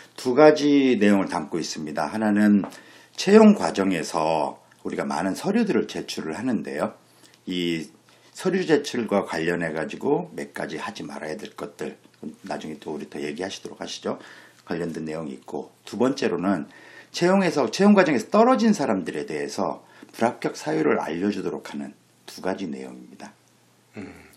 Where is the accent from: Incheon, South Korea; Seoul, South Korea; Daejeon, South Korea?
Daejeon, South Korea; 저도 고등학교까지 대전에서 나왔는데